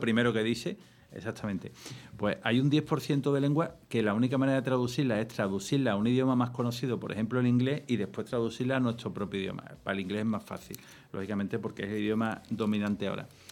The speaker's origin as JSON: {"language": "Spanish", "region": "Andalusia", "country": "Spain", "said": "Soy andaluz"}